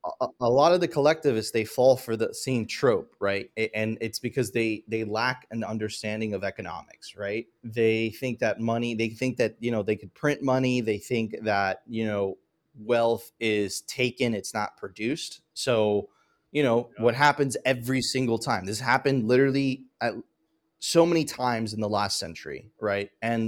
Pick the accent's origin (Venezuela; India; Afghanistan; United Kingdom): Venezuela; moved away